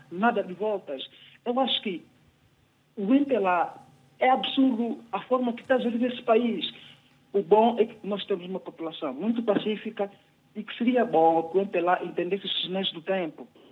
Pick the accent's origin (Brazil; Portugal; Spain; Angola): Angola; Moxico; falo a partir da cidade de Luena, okay. sou do Mochico